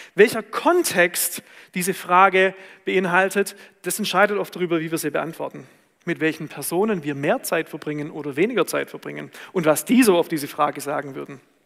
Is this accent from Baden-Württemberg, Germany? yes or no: yes; Swabia, Baden-Württemberg, Germany; da, wo ich herkomme